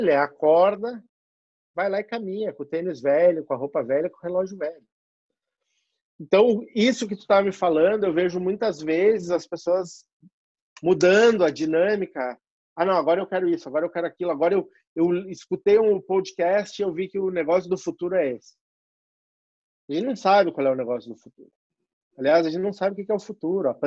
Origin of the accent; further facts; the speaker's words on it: South Region, Brazil; now in São Paulo, Brazil; eu saí do Sul e vim morar em São Paulo para poder construir a minha